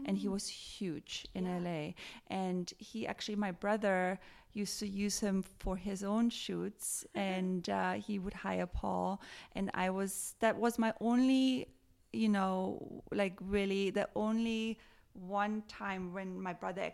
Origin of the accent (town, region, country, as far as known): Tyrol, Austria; born or raised there; moved away as an adult; now in United States